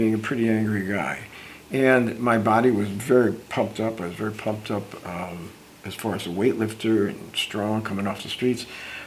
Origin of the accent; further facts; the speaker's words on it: Newark, New Jersey, United States; moved away as an adult; now in California, United States; here I come to California from Newark, New Jersey area